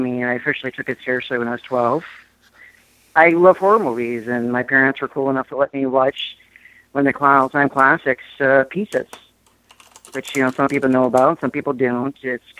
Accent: Freeport, Maine, United States; also born or lived in Brunswick, Maine; And I grew up in Freeport, which is the next town, you know, over.

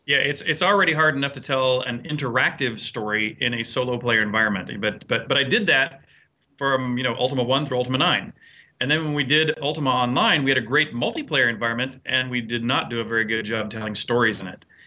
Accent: United States; myself as an American

